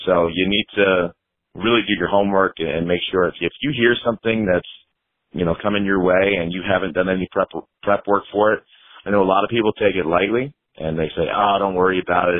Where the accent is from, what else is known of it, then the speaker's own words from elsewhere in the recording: New Jersey, United States; moved away as an adult; now in Florida, United States; I'm not originally from Florida. I'm from New Jersey originally, and I've been down here about 9 years now